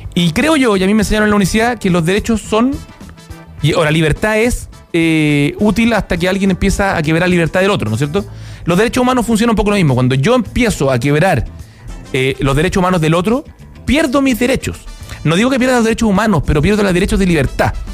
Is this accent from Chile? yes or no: yes; Chile; como chilenos